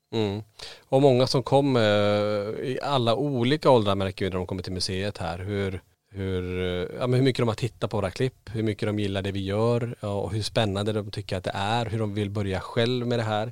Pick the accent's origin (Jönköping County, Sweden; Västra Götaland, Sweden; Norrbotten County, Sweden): Norrbotten County, Sweden; Kiruna; now in Borås, Sweden; jag och Niklas vi är födda och uppvuxen i Kiruna. Vi har bott faktiskt lika länge nere i Borås, eh, faktiskt längre nu, eh, än vi har bott i Kiruna